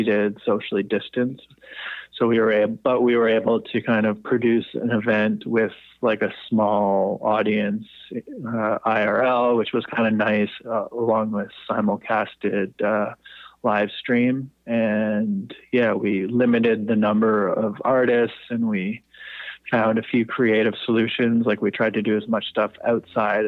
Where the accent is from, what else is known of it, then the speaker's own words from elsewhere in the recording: Toronto, Ontario, Canada; now in Montreal, Canada; I actually grew up in Toronto, so I'm quite familiar with the city. I grew up in the Annex area.